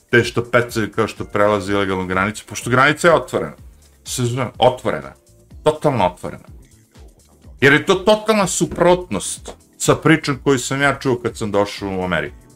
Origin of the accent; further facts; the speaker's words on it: Smederevo, Podunavlje District, Serbia; moved away as an adult; also born or lived in New Jersey / New York; ona je bila kod nas, u Smedrevu neko vreme, nekoliko mjeseci